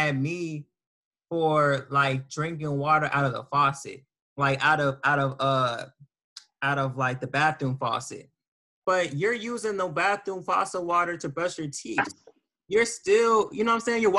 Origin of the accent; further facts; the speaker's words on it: Las Vegas, Nevada, United States; I'm from Vegas